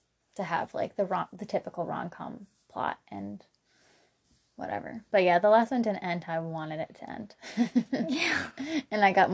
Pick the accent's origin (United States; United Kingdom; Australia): United States; Portland, Oregon; we're from Portland.